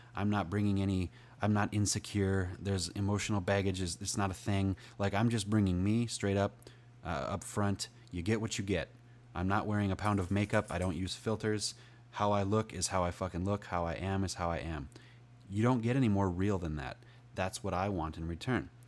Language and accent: English; United States; I'm from America